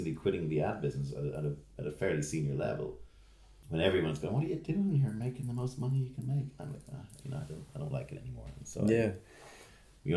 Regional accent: Ireland; being Irish

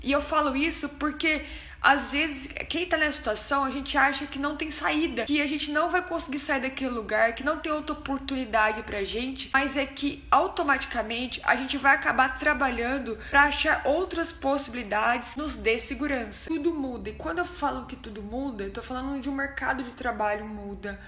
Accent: interior of Minas Gerais, Brazil; moved away; also born or lived in São Paulo; Sou no interior de Minas e quando eu saí de Minas, a primeira cidade que eu mudei foi para São Paulo

